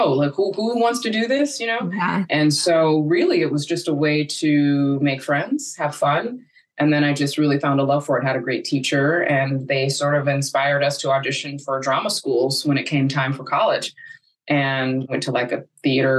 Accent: Los Angeles, California, United States; also born or lived in South Orange County; I am born and raised in Los Angeles

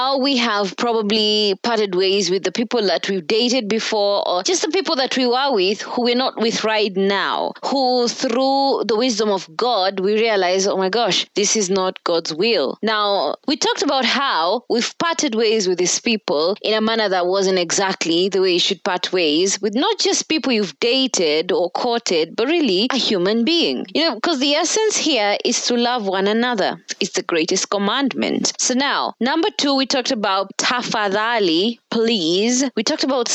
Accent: Kenya; here in Kenya because I'm Kenyan.

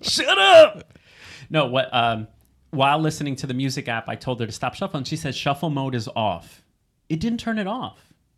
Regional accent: New Jersey, United States; We are from New Jersey

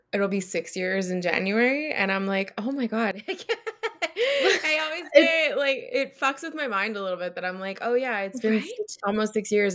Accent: Montreal, Quebec, Canada; moved away; I'm originally from Montreal, Canada

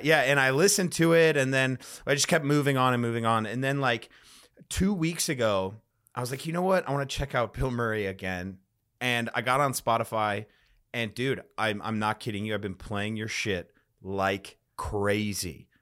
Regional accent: Chicago, Illinois, United States; now in Austin, United States; I'm from Chicago originally or the suburbs of Chicago

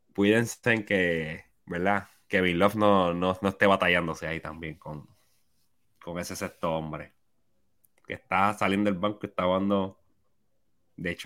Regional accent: Puerto Rico; yo como puertorriqueño

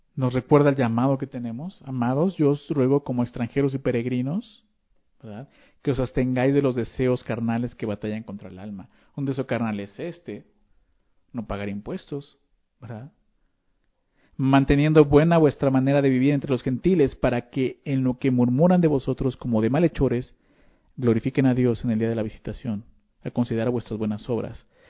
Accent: Mexico; Nosotros como ciudadanos mexicanos tenemos obligaciones

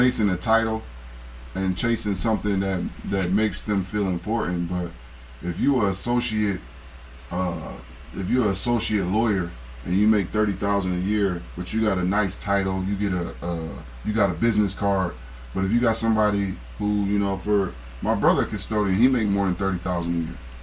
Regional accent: Akron, Ohio, United States; I'm from Akron

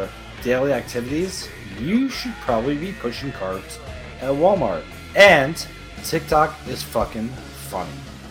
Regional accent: Paraguay; Even though I'm not from Portugal, I'm from Paraguay.

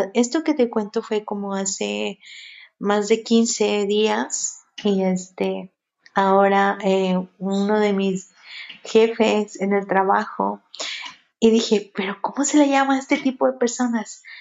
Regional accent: Mexico; aquí en México, yo soy de, aquí de México

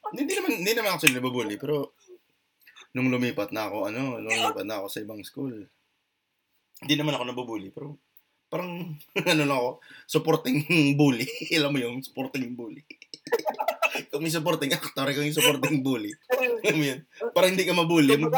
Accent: Bacolod, Negros Occidental, Philippines; accent: Ilonggo; Ako, taga Bacolod ako. Kaya, ma- malalaman mo sa tono ng boses ko, ah, ng pagsasalita ako. Oo. Kaya, ilonggo ako, di ba?

